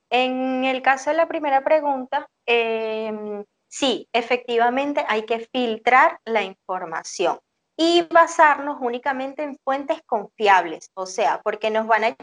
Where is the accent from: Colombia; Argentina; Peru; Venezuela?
Venezuela